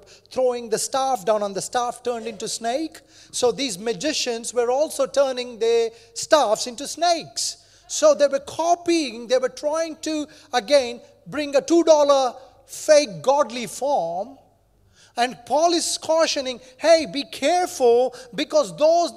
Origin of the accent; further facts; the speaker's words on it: India; moved away; I grew up in India, there are many religions